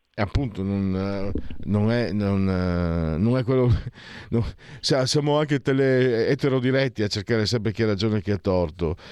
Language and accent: Italian; Italy; Da dove vengo io, tra Friuli e Veneto